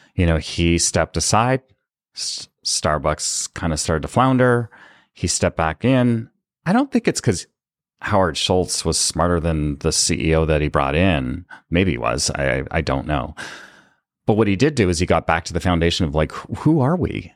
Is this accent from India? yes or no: no; Canada; I was born and raised in Canada